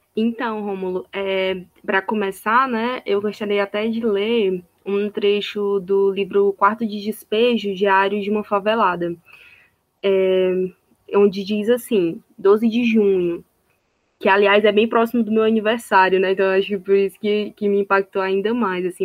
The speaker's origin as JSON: {"language": "Portuguese", "town": "Sobral", "region": "Ceará", "country": "Brazil", "said": "eu sou de Sobral"}